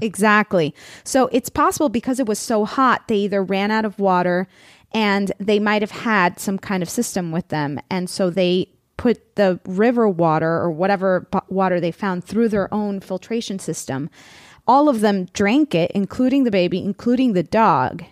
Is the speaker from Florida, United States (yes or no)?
yes; Florida, United States; now in California, United States; I come from Florida